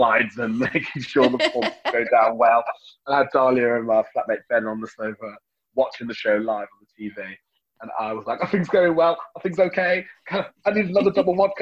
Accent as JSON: {"language": "English", "town": "Birmingham", "region": "West Midlands", "country": "United Kingdom", "said": "being a Brummie, also being the only black Brummie with a residency"}